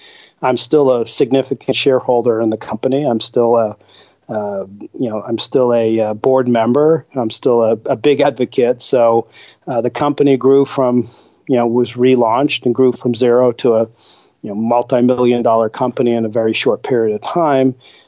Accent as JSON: {"language": "English", "town": "Boston", "region": "Massachusetts", "country": "United States", "moved": "yes", "said": "Originally, I'm from Boston."}